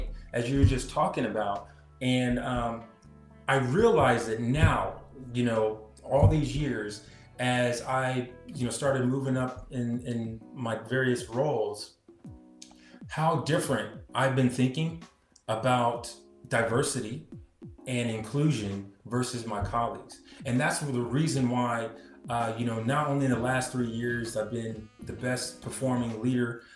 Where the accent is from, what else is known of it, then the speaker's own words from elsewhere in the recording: Portsmouth, Ohio, United States; moved away; And they found out I was from Portsmouth